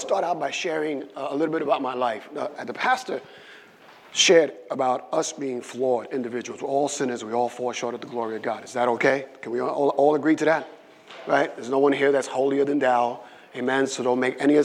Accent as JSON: {"language": "English", "town": "New York City", "region": "New York", "country": "United States", "tie": "born or raised there", "also_born_or_lived": "Puerto Rico", "said": "So I grew up in the South Side. Right? Between the late 90s and the mid 70s, the South Side is what we call Williamsburg"}